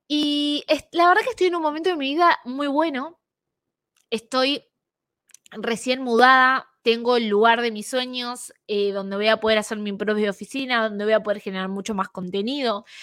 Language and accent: Spanish; Argentina; now in Canada; Soy argentina y vivo en Canadá